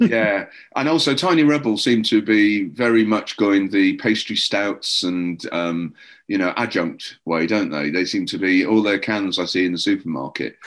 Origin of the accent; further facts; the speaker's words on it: Llandudno, Wales, United Kingdom; moved away as an adult; now in England; I grew up where I grew up in. It's called Llandudno